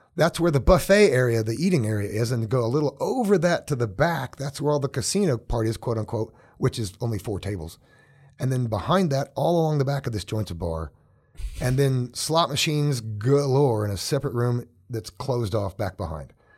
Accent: Oklahoma, United States; now in Colorado, United States; Some of my earliest memories growing up in Oklahoma are barefoot, hot

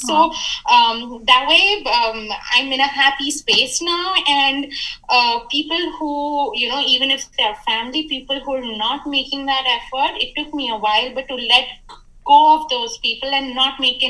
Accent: Jaipur, Rajasthan, India; moved away as an adult; also born or lived in United States / Bangalore; I grew up here, but I'd lost touch with a lot of people here by just not being here. You know, I studied in the US, then I worked in Bangalore. So I wasn't there in my hometown, Jaipur, for a lot of time

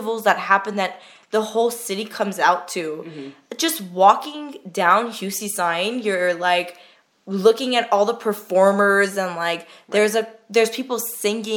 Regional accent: Glendale, California, United States; moved away as an adult; now in Yerevan, Armenia; I was born and raised in America and I mainly grew up for the first 20 something years of my life in Glendale

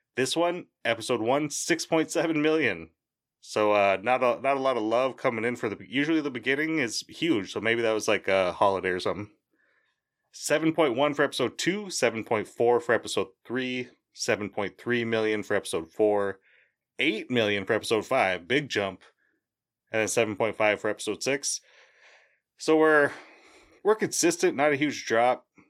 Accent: Boston, Massachusetts, United States; I'm from Boston. I say wicked

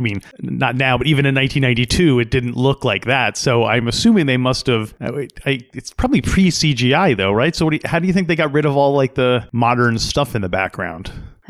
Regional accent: Yorktown Heights, New York, United States; I grew up in Yorktown Heights, New York, which is a suburb of New York City, and right next door to Peekskill, New York.

